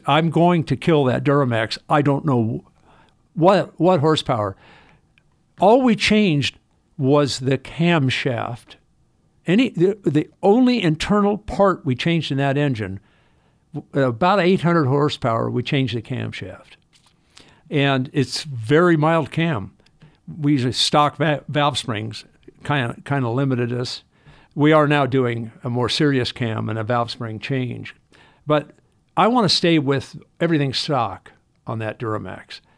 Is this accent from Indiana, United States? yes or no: no; Los Angeles, California, United States; I was born in Hollywood Presbyterian Hospital in nineteen forty-two.